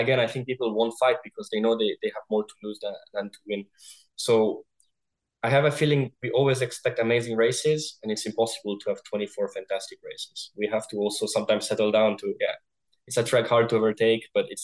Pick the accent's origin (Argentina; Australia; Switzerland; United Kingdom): Switzerland; I'm from Switzerland. There's what, 7 million people